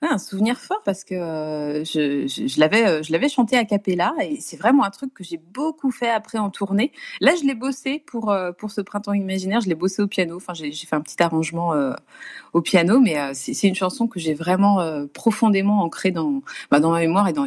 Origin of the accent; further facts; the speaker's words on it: Nantes, Pays de la Loire, France; Et donc, moi, je, je vivais à Nantes à l'époque, je suis nantaise, donc je représentais ma région, entre guillemets.